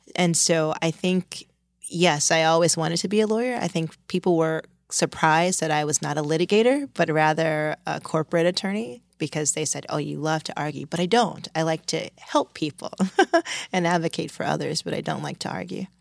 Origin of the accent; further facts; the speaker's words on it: Washington, District of Columbia, United States; moved away as an adult; also born or lived in California; now in New York, United States; I grew up in Washington, D C